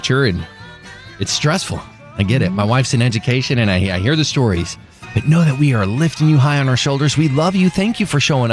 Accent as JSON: {"language": "English", "area": "Southern Dallas County", "region": "Texas", "country": "United States", "tie": "born or raised there", "said": "we grew up in Southern Dallas County"}